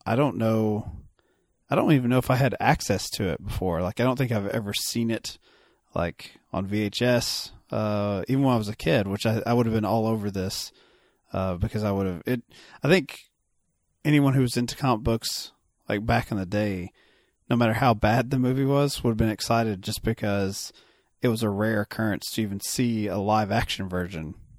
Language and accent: English; Kentucky, United States; I'm a Kentucky boy